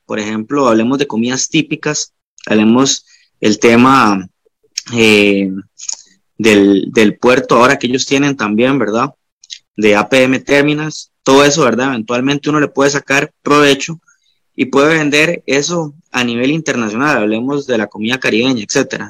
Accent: Guanacaste, Costa Rica; soy de Guanacaste

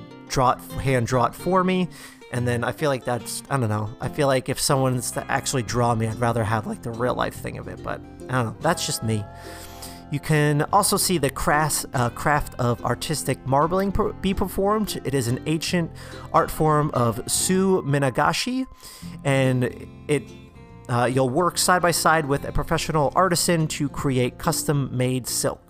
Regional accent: New Jersey, United States; growing up in New Jersey, I would go to the shore every summer.

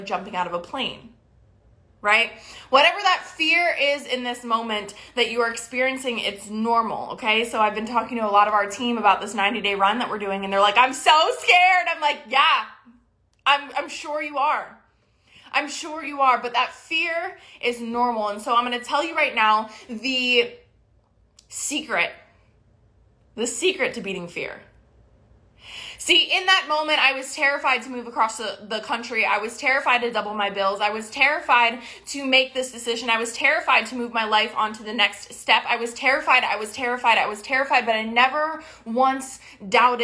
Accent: Maryland, United States; moved away as an adult; now in Texas, United States; I grew up in Maryland

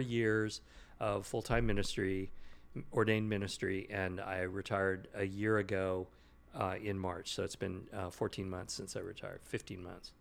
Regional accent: Sacramento, California, United States; also born or lived in Bay Area, California / New Jersey / Kingsburg, California; I grew up in Sacramento, and then I went to college and worked in the Bay Area

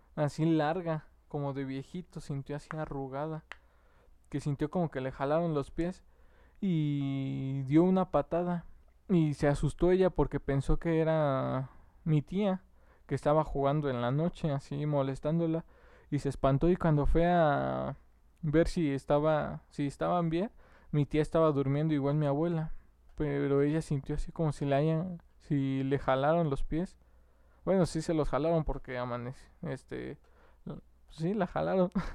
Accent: Mexico City, Mexico; Los que somos de la Ciudad de México

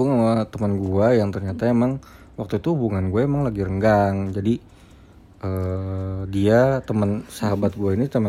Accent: Jakarta, Indonesia; gue orang Betawi

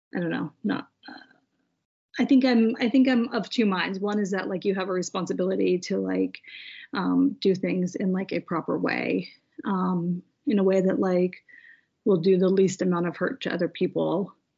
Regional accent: United States; we are both American

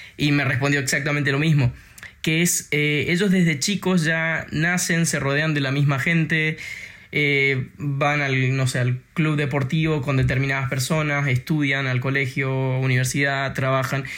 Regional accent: Argentina; now in Denmark; yo soy argentino

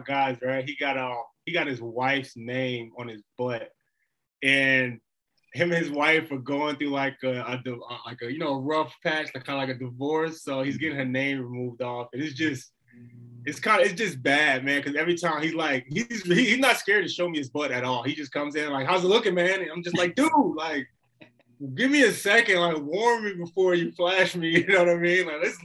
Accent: New Jersey, United States; moved away as an adult; now in Arizona, United States; I'm really from New Jersey, but I'm newly moved to Arizona

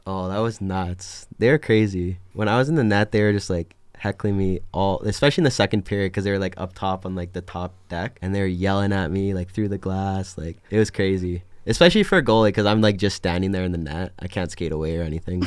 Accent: Edmonton, Alberta, Canada; moved away as an adult; I'm from Edmonton, Alberta, Canada

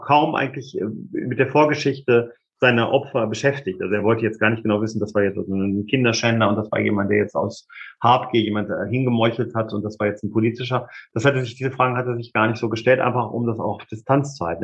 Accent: Hameln, Lower Saxony, Germany; meine Heimatstadt Hameln

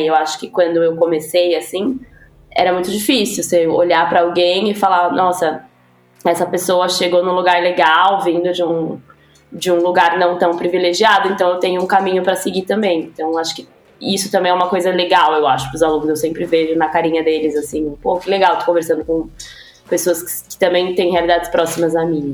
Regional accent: São Paulo, Brazil; sou da Zona Leste de São Paulo

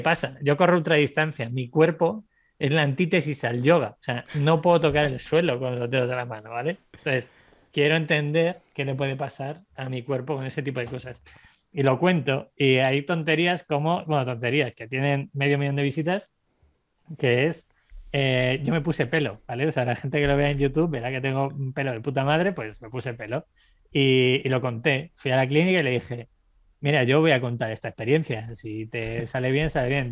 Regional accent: Segovia, Castile and León, Spain; moved away as an adult; also born or lived in Ireland; Yo venía de Segovia, que es una ciudad de 60.000 habitantes

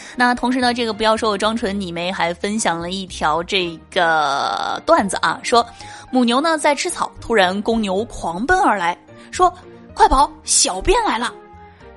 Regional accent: China; 我是中国人

